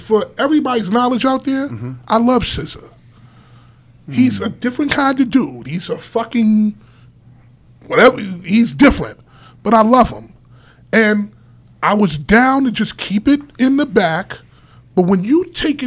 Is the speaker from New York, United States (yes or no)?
yes; New York City, New York, United States; I'm from Harlem, New York